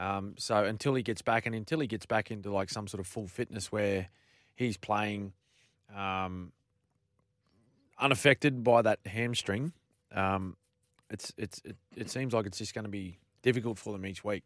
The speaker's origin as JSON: {"language": "English", "region": "Queensland", "country": "Australia", "said": "a Queenslander"}